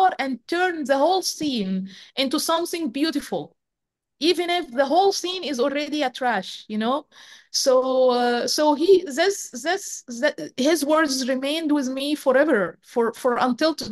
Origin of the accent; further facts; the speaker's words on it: Egypt; moved away as an adult; growing up in Egypt is not easy. It's a very closed society. Growing up as a woman in particular in Egypt is as a girl, as a woman, is not easy at all.